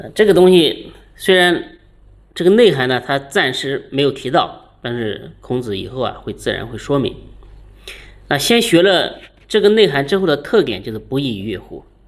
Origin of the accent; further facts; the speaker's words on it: China; 我们中国人